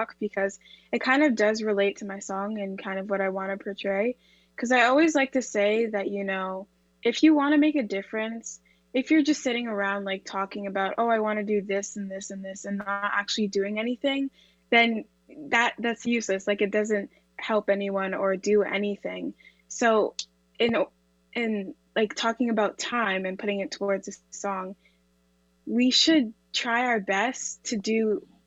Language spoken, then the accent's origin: English; Oshawa, Ontario, Canada; also born or lived in England; I was born in England and moved to Canada when I was 2